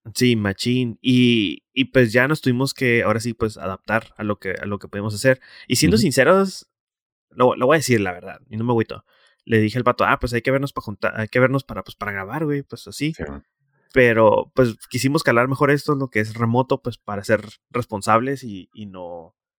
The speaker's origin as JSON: {"language": "Spanish", "town": "Tijuana", "region": "Baja California", "country": "Mexico", "said": "estoy en mi ciudad"}